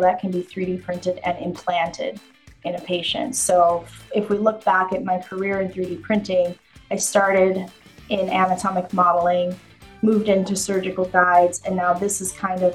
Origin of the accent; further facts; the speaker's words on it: Rochester, Minnesota, United States; also born or lived in Fort Bragg, North Carolina; soon after that, we moved to Minnesota. And I grew up in the Rochester, Minnesota